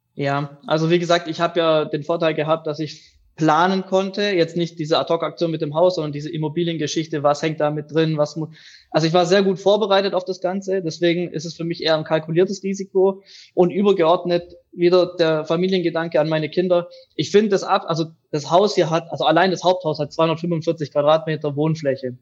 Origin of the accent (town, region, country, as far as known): near Reutlingen, Tübingen, Metzingen, Baden-Württemberg, Germany